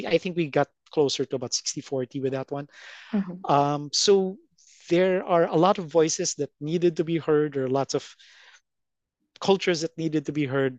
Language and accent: English; Philippines; first language en; I learned Filipino, Tagalog. As conversation, as I talk to people at school and stuff, but I'm primarily English speaking. And my English is mostly based on American.